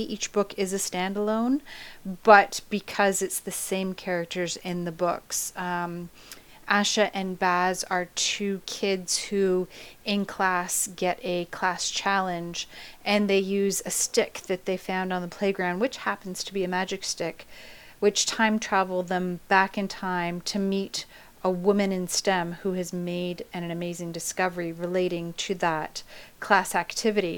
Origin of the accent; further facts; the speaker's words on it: Canada; I'm Canadian